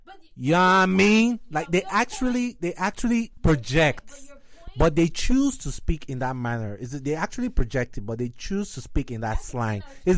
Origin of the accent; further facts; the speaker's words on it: Nigeria; now in United States; I'm from Nigeria